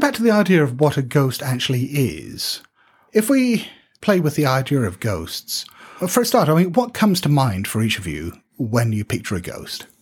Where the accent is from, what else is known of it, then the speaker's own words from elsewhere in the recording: United Kingdom; we're British